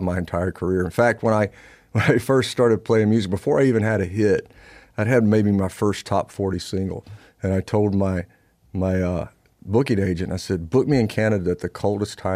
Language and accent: English; Louisiana, United States; I'm from Louisiana